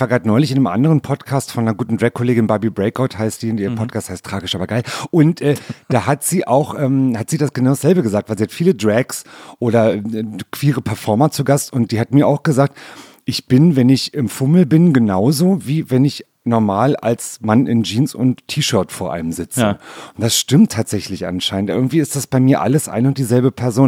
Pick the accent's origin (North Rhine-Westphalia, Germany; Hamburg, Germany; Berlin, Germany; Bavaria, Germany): Berlin, Germany; also born or lived in Rudow, Berlin; in Neukölln geboren, im schönen Britz